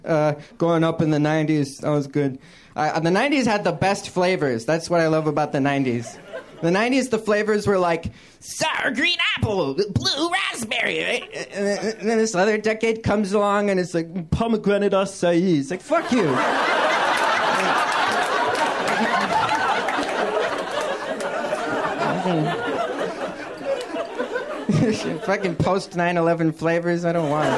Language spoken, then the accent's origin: English; San Francisco Bay Area, California, United States; I grew up in the San Francisco Bay Area